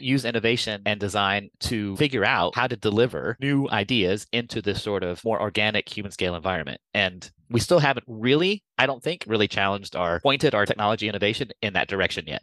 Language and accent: English; United States; accent: American; moved away as an adult; now in Copenhagen, Denmark; i'm obviously american you can hear from my accent i've been living and working in copenhagen for 20 years